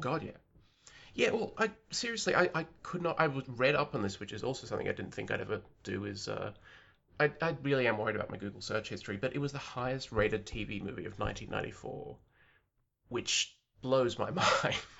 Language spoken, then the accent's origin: English; Australia; I'm an Australian who lives outside of the cultural bubble